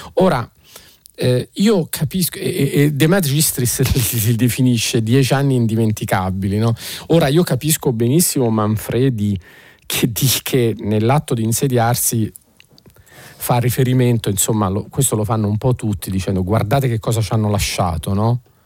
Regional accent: Naples, Campania, Italy; da napoletano

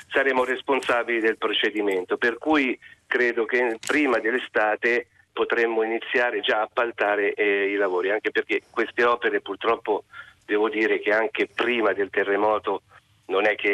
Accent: Perugia, Umbria, Italy; moved away; io sono, fra l'altro sono perugino.

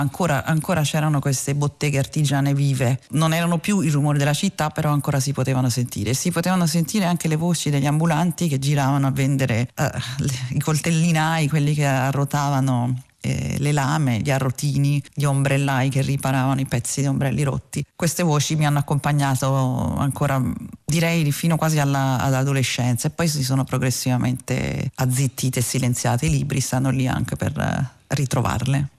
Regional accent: Rome, Lazio, Italy; come romana

